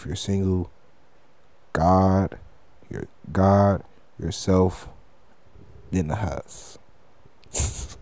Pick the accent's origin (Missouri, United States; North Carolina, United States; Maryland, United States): North Carolina, United States; Charlotte; also born or lived in Detroit, Michigan; I'm literally from Charlotte. I was just born and raised a little bit in Detroit.